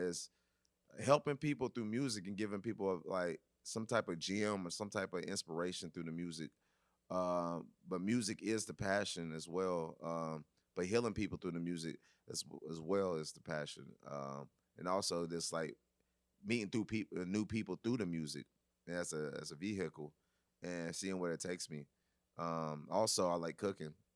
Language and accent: English; Nashville, Tennessee, United States; We're from Nashville, you know, we do the same thing, you know, we were do hip hop, but also we was raised on country music